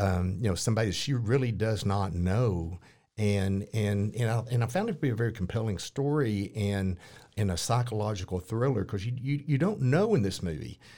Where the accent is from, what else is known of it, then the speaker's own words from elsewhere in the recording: Fairfield, Texas, United States; moved away as an adult; also born or lived in Navarro County, Texas; now in Corsicana, United States; I was raised in Fairfield, ended up in Course County